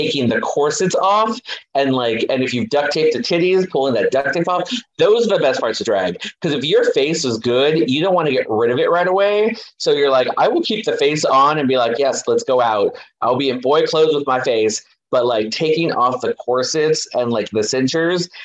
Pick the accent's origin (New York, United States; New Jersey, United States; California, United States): California, United States; Los Angeles; I was born in East Los Angeles, which is a very Hispanic area.